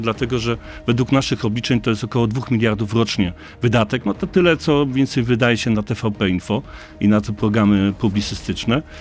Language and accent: Polish; Lower Silesian Voivodeship, Poland; ja jestem z Dolnego Śląska